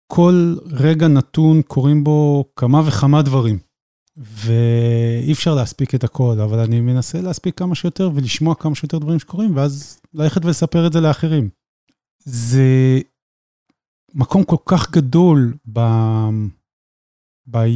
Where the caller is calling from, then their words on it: Petah Tikva, Central District, Israel; אה, אני מגיע מפתח תקווה.